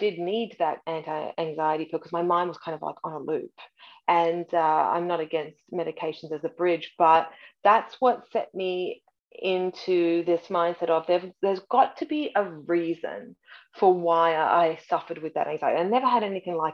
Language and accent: English; Australia; moved away as an adult; now in Canada; I was born in Canada, raised in Australia